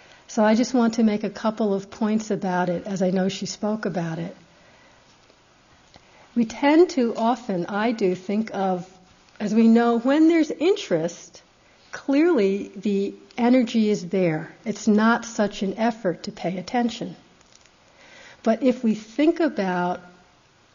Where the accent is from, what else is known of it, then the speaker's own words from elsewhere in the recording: United States; being American